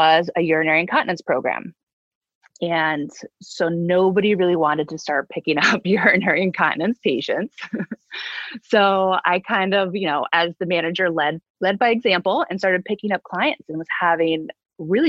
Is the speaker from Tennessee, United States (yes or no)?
no; upstate New York, United States; moved away as an adult; also born or lived in Boston, Massachusetts / Utica, New York; I grew up in upstate New York